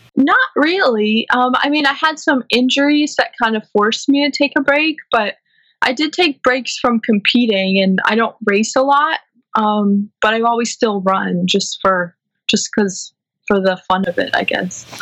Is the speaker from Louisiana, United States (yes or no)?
no; St. Louis, Missouri, United States; moved away as an adult; also born or lived in Illinois / Brooklyn, New York; now in New York City, United States; I was born in St. Louis and I grew up there